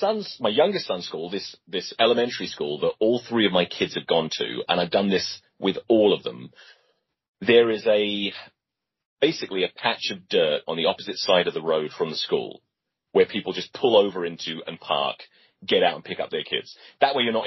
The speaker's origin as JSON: {"language": "English", "region": "England", "country": "United Kingdom", "moved": "yes", "said": "being English."}